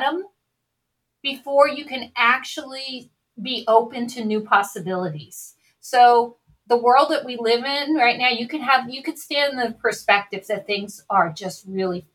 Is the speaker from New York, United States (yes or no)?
yes; New York, United States; moved away as an adult; now in Oakland, United States; I grew up in New York.